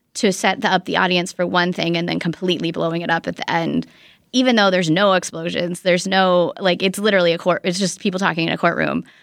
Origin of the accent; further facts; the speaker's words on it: United States; as an American